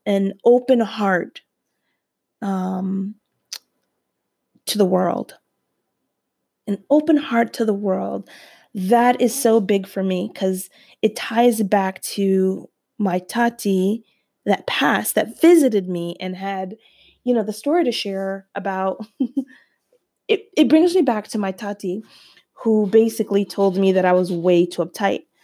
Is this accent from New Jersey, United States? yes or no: yes; New Jersey, United States; we're from Jersey